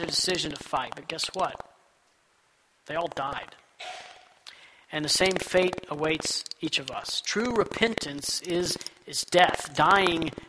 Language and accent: English; Texas, United States; Growing up in Texas